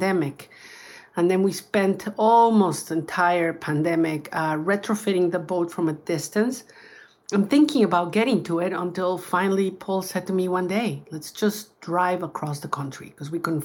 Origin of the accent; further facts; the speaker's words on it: Mexico; Baja in Mexico, my home country.